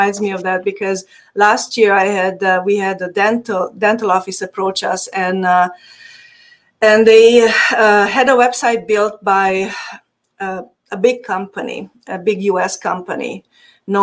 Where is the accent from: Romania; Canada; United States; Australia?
Romania; Transylvania; accent: Hungarian; English is a second language; moved away; By the way, my accent is Hungarian. I'm from Transylvania. So originally, yes.